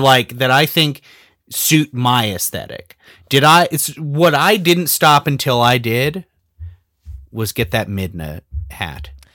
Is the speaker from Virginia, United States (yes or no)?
no; Southern California, United States; I'm from Southern California, not the South